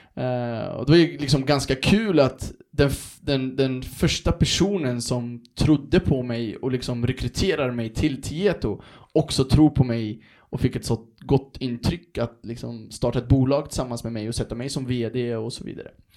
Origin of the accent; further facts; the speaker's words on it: Örebro, Örebro County, Sweden; moved away as an adult; also born or lived in Stockholm; jag är ju från Örebro, Vivalla från början